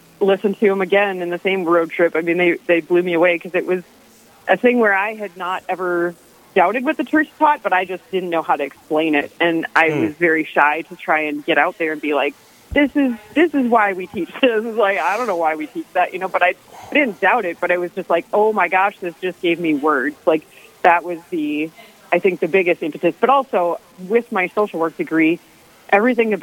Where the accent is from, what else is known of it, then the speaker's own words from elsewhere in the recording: Minneapolis, Minnesota, United States; I am from Northeast Minneapolis, born and raised. Still live around here